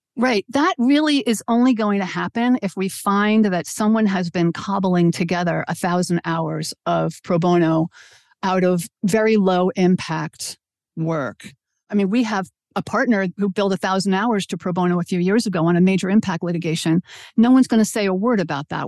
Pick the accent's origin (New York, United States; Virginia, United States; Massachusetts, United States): New York, United States; New York City; I grew up in Brooklyn, New York